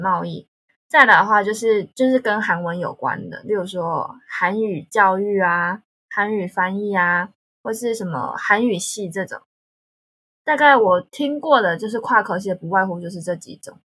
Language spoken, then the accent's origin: Chinese; Taiwan; accent: Taiwanese; moved away as an adult; now in South Korea; 因为台湾腔被打枪